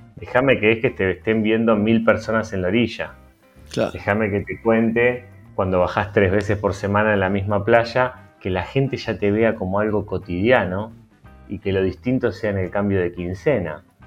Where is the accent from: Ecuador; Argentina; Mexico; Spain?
Argentina; also born or lived in Partido de la Costa, Buenos Aires Province; estamos, como argentinos